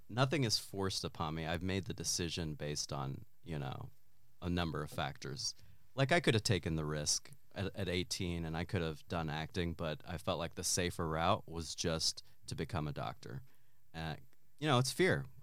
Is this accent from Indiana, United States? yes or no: no; Wise, Virginia, United States; accent: Southern; I'm from Wise, Virginia, so I used